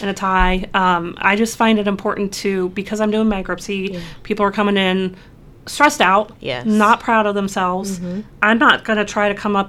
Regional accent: Lima, Ohio, United States; So I am originally from Lima, Ohio. I grew up with a super amazing family

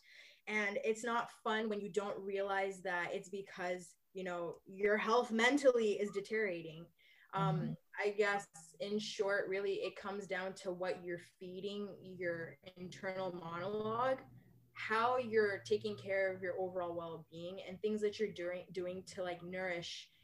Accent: Liberia; also born or lived in Alberta, Canada; now in Vancouver, Canada; I'm from Liberia, West Africa

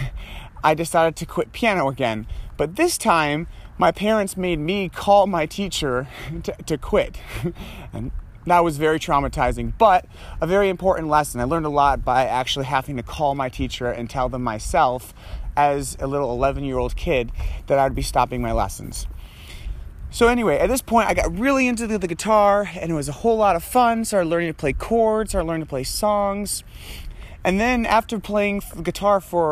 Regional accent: Troy, Michigan, United States; also born or lived in Ann Arbor, Michigan; I grew up in Troy, not far from where I'm walking right now

